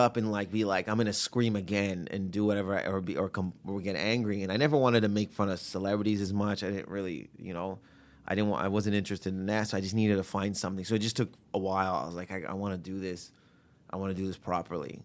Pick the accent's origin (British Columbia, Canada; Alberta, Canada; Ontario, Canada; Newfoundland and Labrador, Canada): Ontario, Canada; Windsor; growing up in Windsor